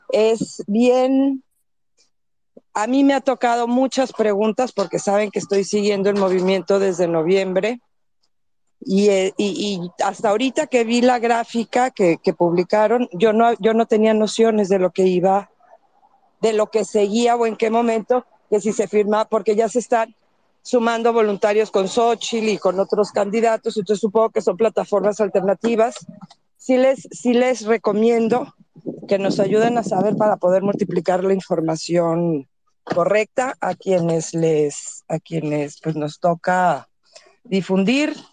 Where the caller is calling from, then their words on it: Nuevo León, Mexico; Hola, buenas noches también de Nuevo León.